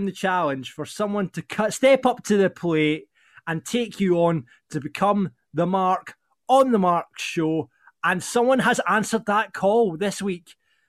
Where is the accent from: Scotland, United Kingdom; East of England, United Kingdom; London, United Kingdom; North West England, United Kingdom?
Scotland, United Kingdom; Falkirk; my hometown of Falkirk